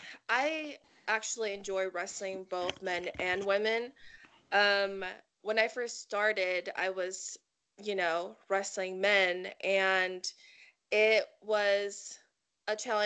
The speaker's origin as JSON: {"language": "English", "country": "Samoa", "tie": "born or raised there", "said": "Yeah, so just like I said, I was, you know, I was raised up in Samoa. So my character, I want it to be something that's a part of me. And being Samoan, you know, it comes with obstacles"}